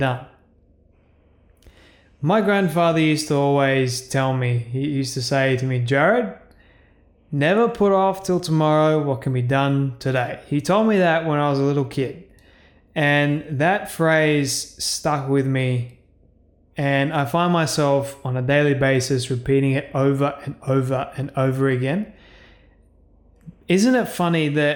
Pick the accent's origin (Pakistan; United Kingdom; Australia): Australia; Being an Australian myself, I am incredibly thankful and grateful that I get to live in this amazing country